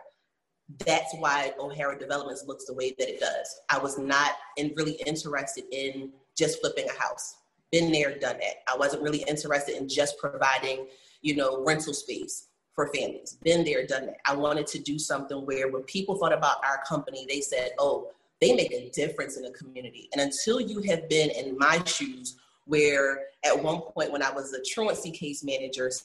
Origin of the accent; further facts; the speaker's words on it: Philadelphia, Pennsylvania, United States; growing up, you know, in Philly, having a split life between like growing up in North Philly and part of my life growing up in Mount Airy